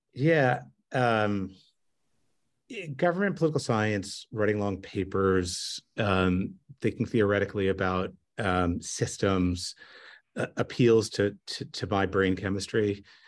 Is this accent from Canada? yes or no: yes; Montreal, Quebec, Canada; moved away as an adult; also born or lived in New York / Seattle; I grew up in Montreal in, in Canada, and I grew up speaking Frenglish